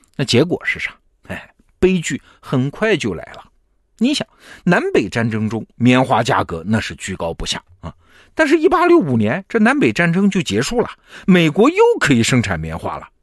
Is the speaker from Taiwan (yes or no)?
no; China; 我们中国人有一句老话叫“十亩地一头牛，老婆孩子热炕头”